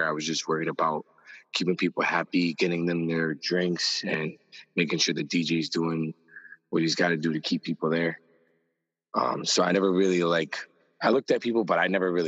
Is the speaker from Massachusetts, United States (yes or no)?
yes; Springfield, Massachusetts, United States; I grew up in Springfield